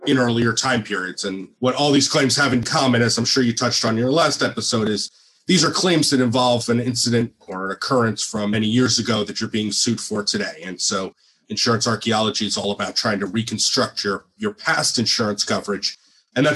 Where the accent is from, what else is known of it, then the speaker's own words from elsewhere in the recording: New Jersey, United States; being born and bred in New Jersey